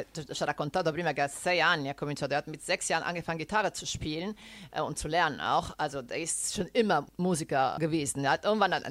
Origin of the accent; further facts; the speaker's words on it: Lazio, Italy; accent: Roman; neppure io faccio in modo di, diciamo, di coprire il mio dialetto, la mia cadenza romana, perché fa parte di me.